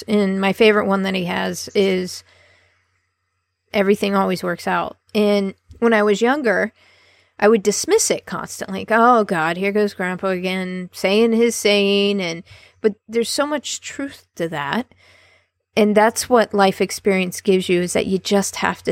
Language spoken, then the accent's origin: English; Columbus, Ohio, United States; born or raised there